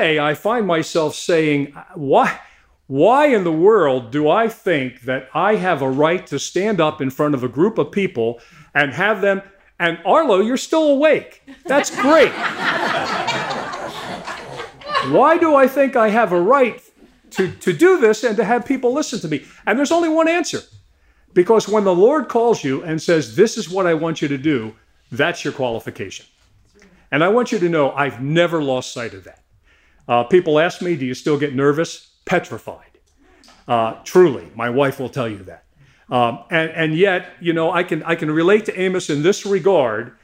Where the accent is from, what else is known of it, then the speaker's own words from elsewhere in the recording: Salford Station, Pennsylvania, United States; I grew up in Salford Station